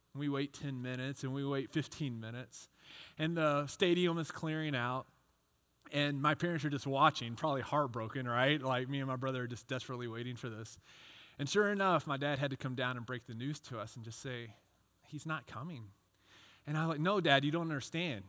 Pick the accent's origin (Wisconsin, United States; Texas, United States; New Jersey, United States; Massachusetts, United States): Texas, United States; I grew up in Texas, and I was a big baseball fan